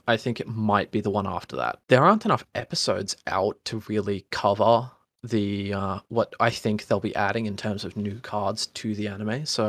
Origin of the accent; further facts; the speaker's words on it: Australia; I'm Australian.